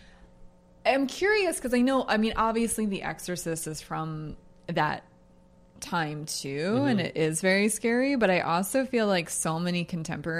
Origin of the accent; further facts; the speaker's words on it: Pennsylvania, United States; moved away; also born or lived in Colorado; I'm from Pennsylvania.